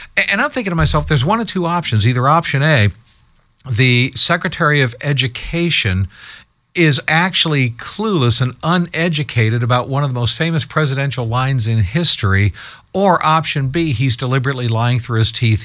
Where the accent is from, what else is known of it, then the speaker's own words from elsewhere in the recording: Columbus, Ohio, United States; now in Michigan, United States; I live in Michigan, but I'm, I'm from Columbus, Ohio originally